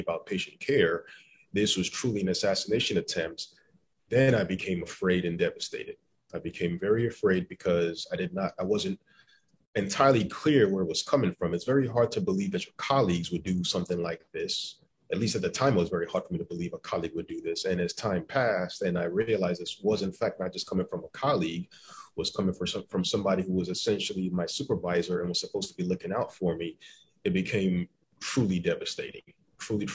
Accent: Cobb County, Atlanta, Georgia, United States; I grew up in Cobb County. I went to McEachern High School in Powder Springs

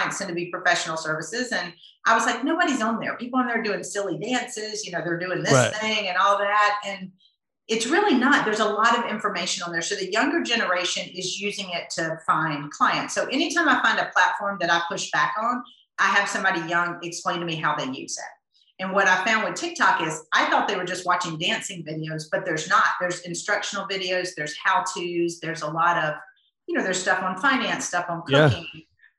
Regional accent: the South, United States; I grew up in the South

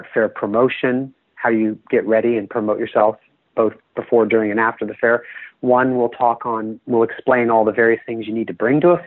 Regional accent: Bay Area, California, United States; I'm from the Bay Area

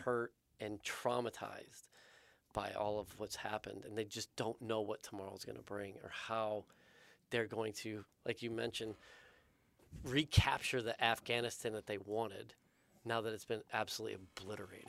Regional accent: United States; being an American, living in America

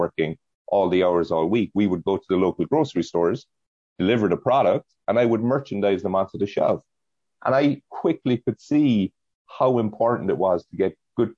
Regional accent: County Cork, Munster, Ireland; moved away as an adult; now in United States; we ran a business out of her kitchen in County Cork in Ireland in a very modest house.

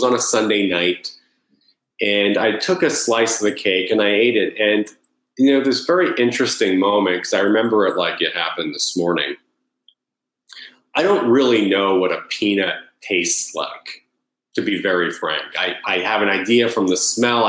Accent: Long Island, New York, United States; also born or lived in Connecticut; I grew up in Long Island, New York

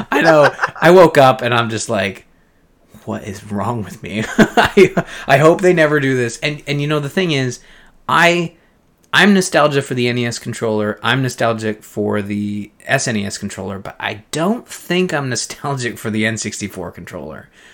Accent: Canada; this is a show that has two Canadians

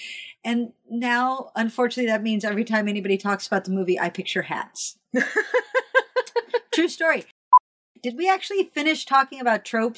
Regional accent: Kansas City, Missouri, United States; When I grew up in Kansas City, Missouri

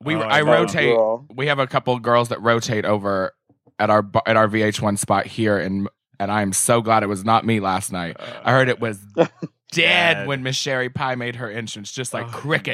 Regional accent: Arkansas, United States; Arkansas, honey.

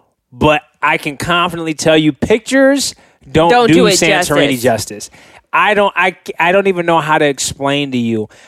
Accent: California, United States; growing up in California, I've seen amazing sunsets

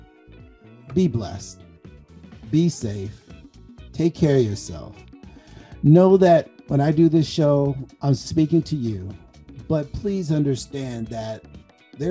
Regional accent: Compton, California, United States; moved away; I'm a guy from Compton

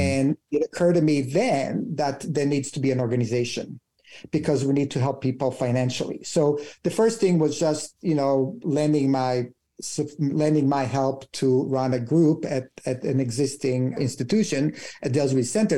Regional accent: Israel; moved away as an adult; I'm from Israel, my husband's Canadian

